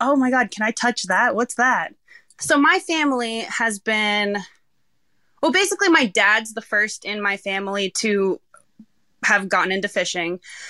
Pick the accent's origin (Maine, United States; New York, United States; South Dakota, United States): Maine, United States; Rockport; I was born in the Rockport Hospital, and before I even went home, they brought me down to the harbor first to, like, meet everyone and go on the boat.